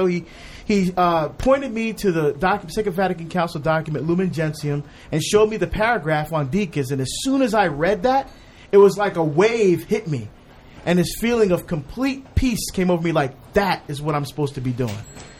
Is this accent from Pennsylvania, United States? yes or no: no; New Jersey, United States; now in Oregon, United States; We moved to New Jersey, which is where people typically ask me where I'm from. I just say I'm from New Jersey.